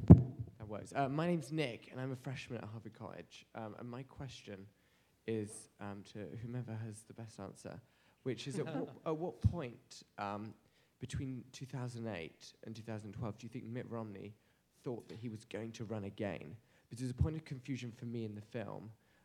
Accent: countryside of England, United Kingdom; now in Cambridge, United States; The countryside of England.

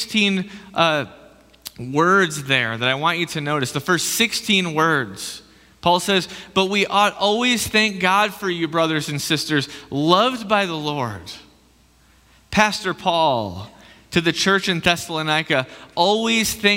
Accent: Michigan, United States; moved away as an adult; now in Idaho, United States; I'm from like the other Dutch area called Michigan. That's where I came from.

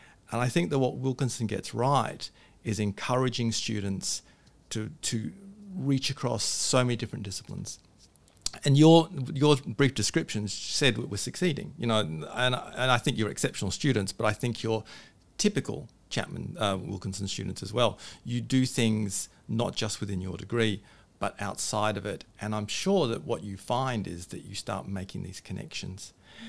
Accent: England, United Kingdom; born there; also born or lived in Australia / California; I was born in England, spent some of my time in Australia, and so I have this weird accent, then went back to England where I worked at the University of London and Sussex University.

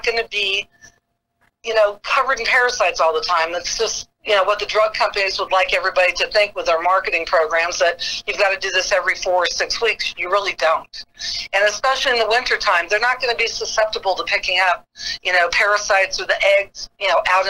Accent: Del Mar, California, United States; when I was growing up in Del Mar, our horses got wormed once a year

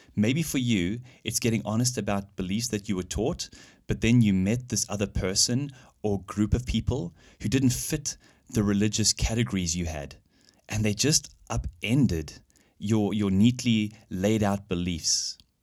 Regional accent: South Africa; moved away as an adult; now in Germany; I grew up in South Africa, where I studied and worked as an engineer

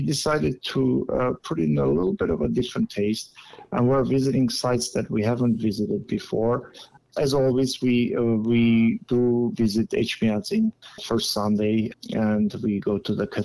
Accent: Aparan, Aragatsotn, Armenia; moved away; I'm originally from Aparan. I was born in Aparan. I attended the secondary school number 2 in Aparan

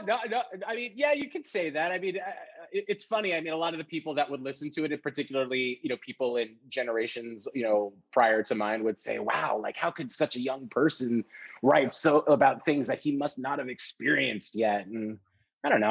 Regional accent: New York City, New York, United States; I was born and raised in New York City.

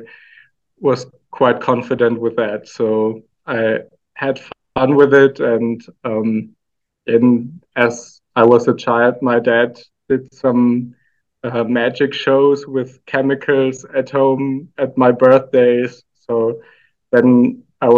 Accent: Aalen, Baden-Württemberg, Germany; moved away as an adult; now in Austria; I was born in Germany in a small town called Aalen.

